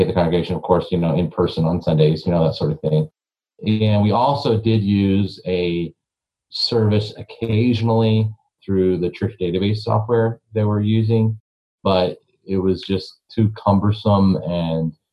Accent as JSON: {"language": "English", "town": "Eau Claire", "region": "Wisconsin", "country": "United States", "said": "I'm from Eau Claire, Wisconsin"}